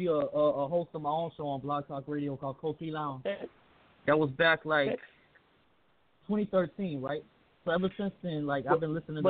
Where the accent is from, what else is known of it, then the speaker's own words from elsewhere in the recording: Memphis, Tennessee, United States; No, I'm from Memphis, man. I grew up on …, …, you know.